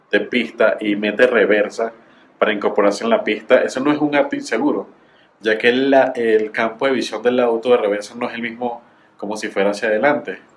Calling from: Bogotá, Colombia; eh, Colombia, Bogotá.

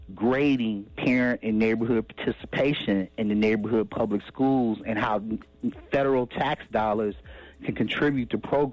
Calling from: Cleveland, Ohio, United States; This is …. I'm calling you from Cleveland, Ohio.

